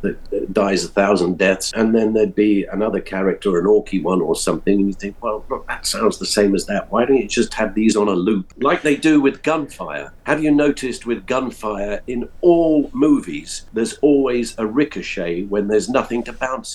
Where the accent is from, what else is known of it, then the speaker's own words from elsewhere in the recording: United Kingdom; being British